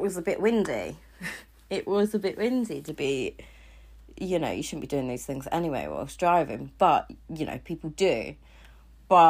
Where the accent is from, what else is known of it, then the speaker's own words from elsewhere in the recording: Cornwall, South West England, United Kingdom; I'm from Cornwall